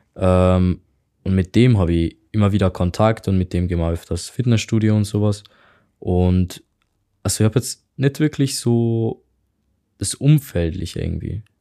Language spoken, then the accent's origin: German; Hungary; German is a second language; moved away; ich komme halt aus Ungarn.